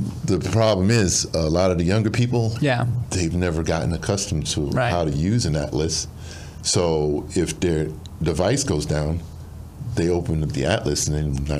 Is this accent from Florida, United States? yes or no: no; New York, United States; moved away; I'm from New York originally